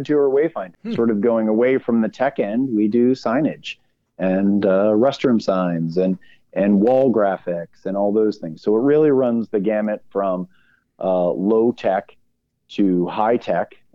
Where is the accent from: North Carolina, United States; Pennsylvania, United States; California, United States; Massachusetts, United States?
Massachusetts, United States; Boston; I'm born and raised in Boston